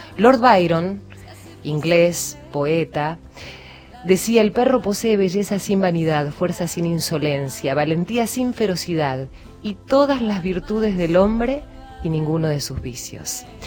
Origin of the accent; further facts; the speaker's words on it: San Antonio de Areco, Buenos Aires Province, Argentina; cuando era muy chica, en mi pueblo, en San Antonio de Areco